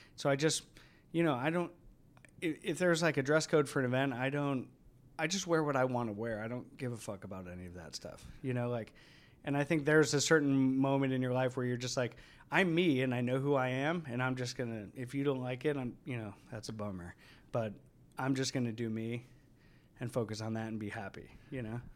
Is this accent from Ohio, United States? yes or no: yes; Cleveland, Ohio, United States; moved away; I grew up on the east side of Cleveland